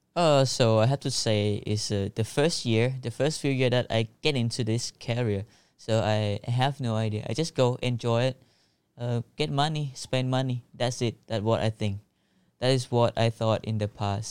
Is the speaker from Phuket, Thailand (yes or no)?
yes; Phuket, Thailand; English is a second language; also born or lived in Phang Nga; I was born in Phuket, but I was moved to Punggye-na when I was born, like, for six months, because my parent is not able to treat me. So, I just go to Punggye-na to grow up with my grandpa and grandma. So, when I was, like, four, we just moved back to the Phuket